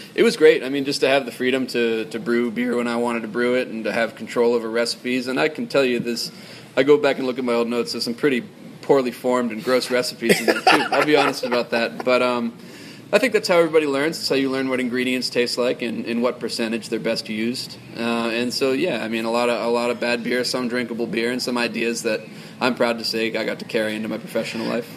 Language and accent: English; Boston, Massachusetts, United States; moved away; I'm from Boston